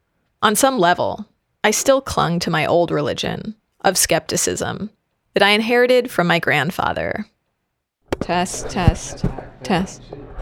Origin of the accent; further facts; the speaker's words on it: Seattle, Washington, United States; now in Vermont, United States; I'm from Seattle.